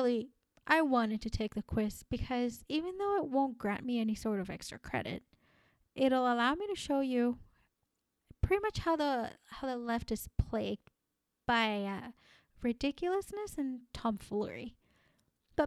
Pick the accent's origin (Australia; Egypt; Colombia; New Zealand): Colombia; English is a second language; now in United States; I was born and raised in Colombia, and my entire family, as far back as we know, is Colombian.